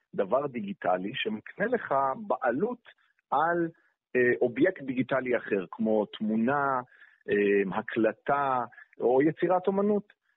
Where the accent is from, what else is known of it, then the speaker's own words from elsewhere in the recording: Jerusalem, Jerusalem District, Israel; אני ירושלמי